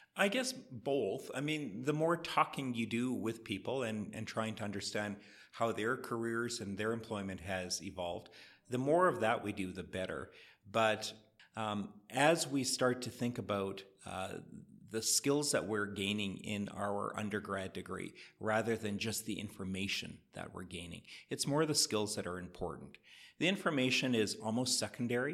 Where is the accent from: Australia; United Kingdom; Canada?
Canada; Edmonton, Alberta; moved away as an adult; now in Calgary, Canada; my hometown of Edmonton